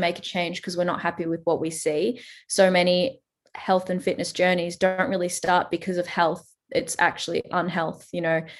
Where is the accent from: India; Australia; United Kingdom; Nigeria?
Australia; accent: Australian; I am Australian, if you can't tell from the accent